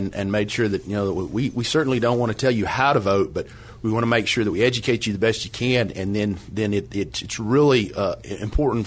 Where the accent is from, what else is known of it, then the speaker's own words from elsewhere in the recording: Lincoln County, Oklahoma, United States; I grew up in Lincoln County, Oklahoma